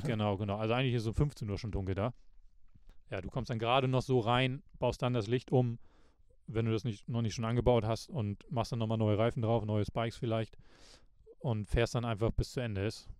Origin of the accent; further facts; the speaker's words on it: Lübeck, Schleswig-Holstein, Germany; bei uns in Lübeck